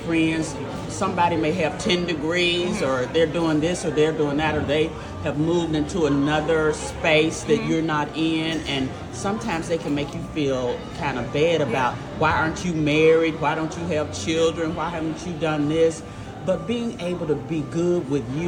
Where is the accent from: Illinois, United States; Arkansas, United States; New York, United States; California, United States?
Arkansas, United States; West Helena; I'm from West Helena, Arkansas